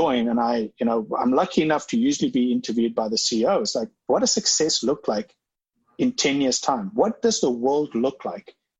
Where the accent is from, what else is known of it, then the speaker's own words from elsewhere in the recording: South Africa; I'm from South Africa.